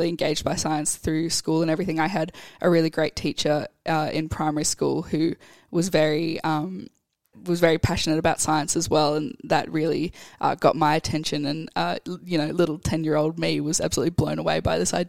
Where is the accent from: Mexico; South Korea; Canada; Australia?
Australia; Brisbane, Queensland; moved away as an adult; also born or lived in Tasmania; now in Hobart, Australia; I grew up in Brisbane in Queensland